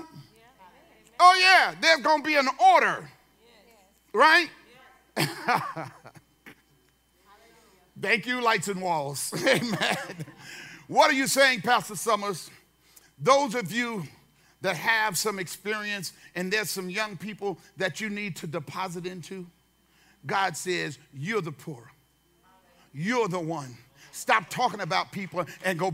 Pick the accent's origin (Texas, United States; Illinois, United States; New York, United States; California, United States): California, United States; now I'm from California